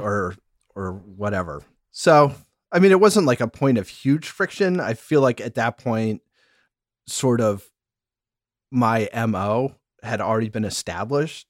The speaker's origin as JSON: {"language": "English", "town": "Syracuse", "region": "New York", "country": "United States", "tie": "born or raised there", "said": "we moved all over the place until I was in fifth grade, and then we settled, uh, in, just outside Syracuse, New York, upstate New York"}